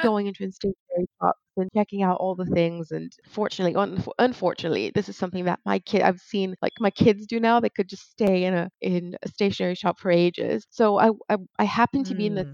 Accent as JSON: {"language": "English", "country": "Brazil", "tie": "born or raised there", "moved": "yes", "said": "my hometown back in brazil"}